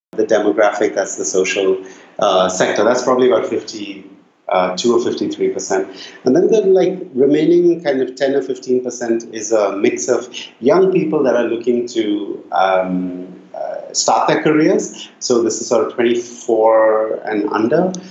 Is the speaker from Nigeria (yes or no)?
no; Bangalore, Karnataka, India; moved away; also born or lived in Nairobi; So I grew up in Bangalore in India, which when I was growing up in the 80s and 90s